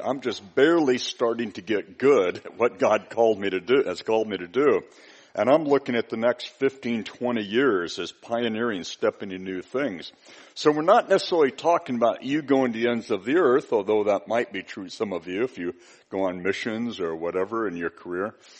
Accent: United States; I'm from the United States

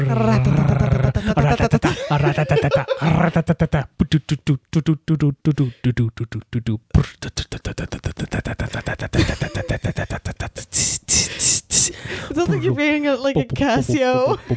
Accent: United Kingdom; As a British person

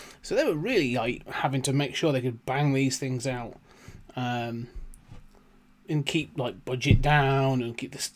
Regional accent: United Kingdom; as a British kid in the 80s watching these TV shows

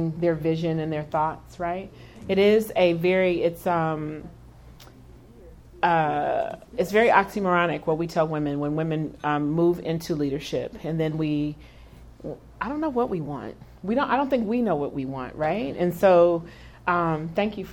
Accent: Kansas City, Missouri, United States; I grew up here in Kansas City. I grew up in Raytown and Lee Summit

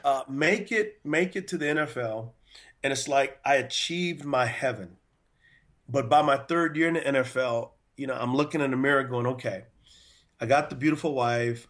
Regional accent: San Antonio, Texas, United States; moved away as an adult; also born or lived in Provo, Utah; now in North Carolina, United States; I'm originally from San Antonio, Texas, and I went to a high school called Converse Judson

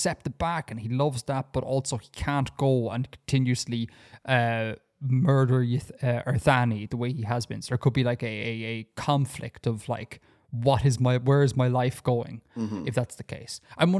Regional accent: Saudi Arabia; born there; because I was born in Saudi Arabia. That means I have had a Saudi Arabian birth cert in Ireland, because of just stupid bureaucracy.

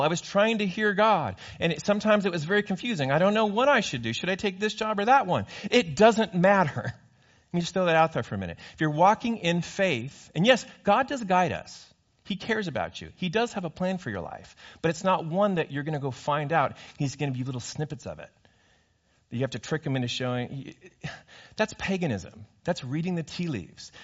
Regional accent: California, United States; I grew up in California.

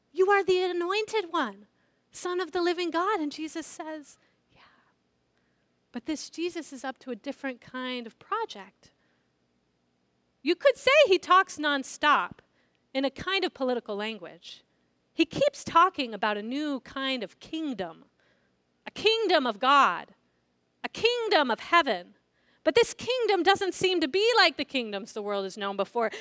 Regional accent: San Diego, California, United States; I grew up in San Diego, which is a large military town

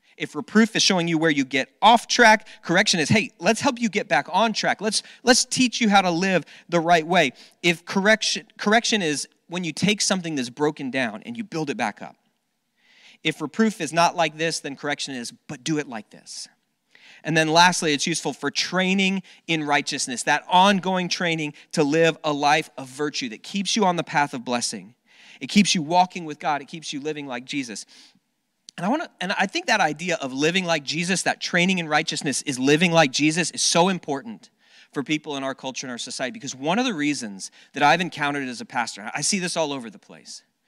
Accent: South Florida, United States; when I was a, a kid, I grew up down in South Florida

